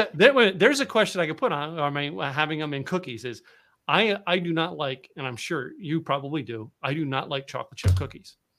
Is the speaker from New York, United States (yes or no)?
no; Pennsylvania, United States; moved away as an adult; also born or lived in Dallas, Texas; I grew up in Pennsylvania